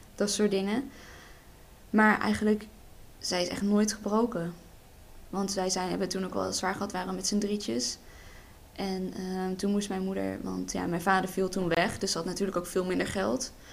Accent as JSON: {"language": "Dutch", "town": "Berlicum", "region": "North Brabant", "country": "Netherlands", "said": "ik kom uit Berlicum"}